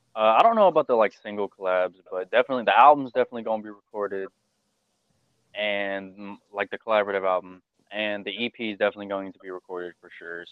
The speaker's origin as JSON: {"language": "English", "town": "Houston", "region": "Texas", "country": "United States", "accent": "southern drawl", "said": "I'm from Houston"}